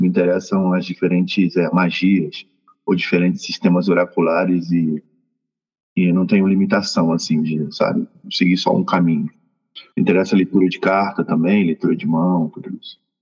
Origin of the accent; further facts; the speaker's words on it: Rio de Janeiro, Brazil; also born or lived in Mexico City, Mexico; now in Cuernavaca, Mexico; Sou natural de Realengo, lá no Rio de Janeiro